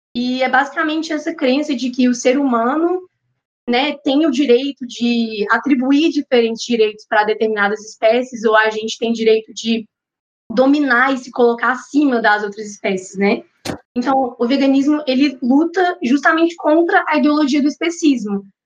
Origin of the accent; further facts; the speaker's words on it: Belo Horizonte, Minas Gerais, Brazil; sou mineira, sou de BH